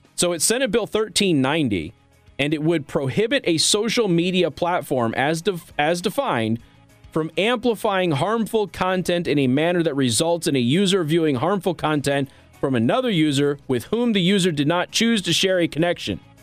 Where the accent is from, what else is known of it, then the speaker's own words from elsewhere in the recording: Las Vegas, Nevada, United States; I grew up in Las Vegas. I don't know how much you know about me. Like, I'm from Las Vegas